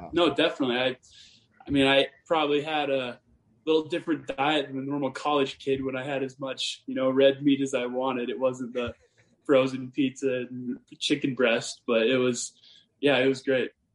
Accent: Montana, United States; I'm from small town Montana, and uh, you know I grew up on like a cattle ranch

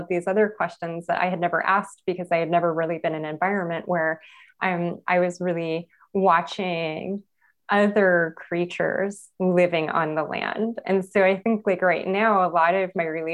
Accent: Los Angeles, California, United States; I was born in East Los Angeles, El Sereno

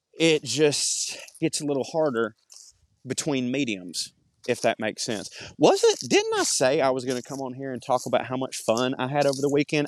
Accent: the South, United States; accent: Southern; my Southern accent

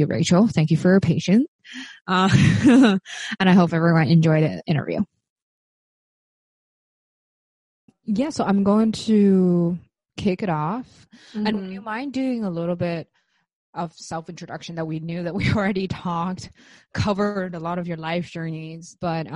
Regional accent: Beijing, China; now in New York, United States; we're all from Beijing

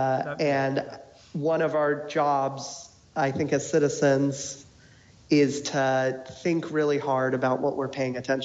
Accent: Falls Church, Virginia, United States; I'm from Northern Virginia as well, inside the Beltway in Falls Church

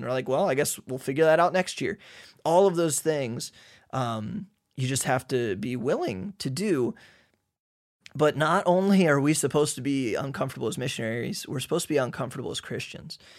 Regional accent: United States; moved away as an adult; now in Hungary; we're from America.

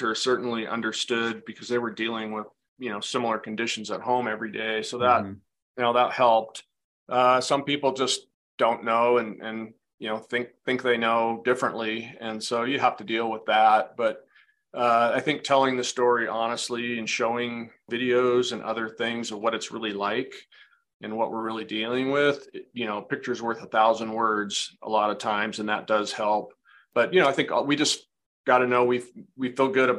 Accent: Edmonds, Washington, United States; I grew up in Edmonds, Washington, which is just north of the Seattle area.

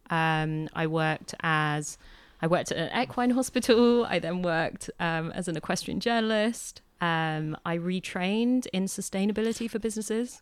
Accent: Hampshire, South East England, United Kingdom; I grew up in Hampshire

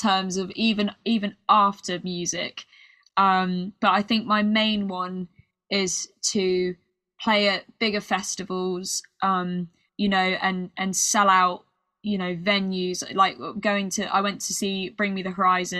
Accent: United Kingdom; accent: British; my British accent

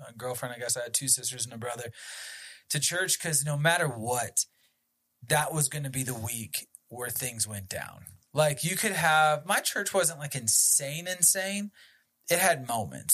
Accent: Northern Virginia, United States; I grew up in Northern Virginia, about an hour outside of Washington, D.C. Born and raised.

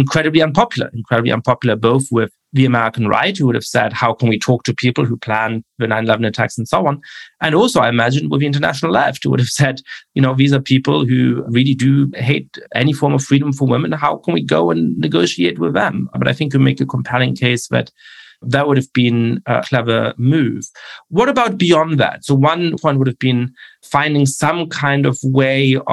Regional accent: Germany; I'm Jewish. I grew up in Germany

